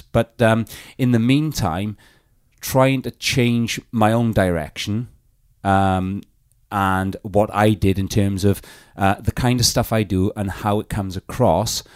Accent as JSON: {"language": "English", "region": "South Wales Valleys", "country": "United Kingdom", "said": "I come from the South Wales Valleys"}